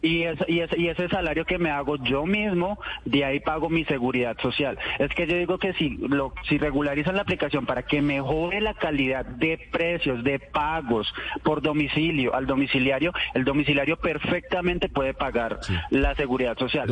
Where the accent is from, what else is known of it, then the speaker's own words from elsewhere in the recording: Colombia; 100% colombiano